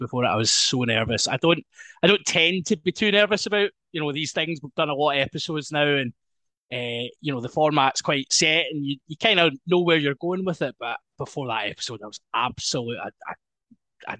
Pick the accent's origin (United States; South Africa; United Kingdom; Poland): United Kingdom; Isle of Bute, Scotland; moved away as an adult; also born or lived in Aberdeen; I'm originally from the Isle of Bute. So I was a youth player down there for many, many years